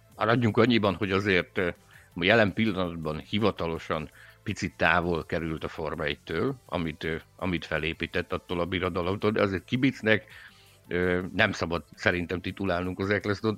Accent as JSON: {"language": "Hungarian", "region": "Szabolcs-Szatmár-Bereg", "country": "Hungary", "said": "mind a kettő Szabolcsból származunk"}